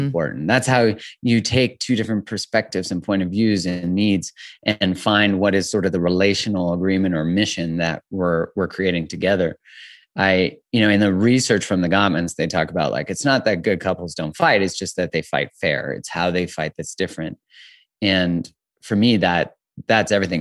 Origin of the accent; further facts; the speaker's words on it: Calgary, Alberta, Canada; also born or lived in Vancouver, Canada; I'm 42, and I am from originally in Calgary, Canada.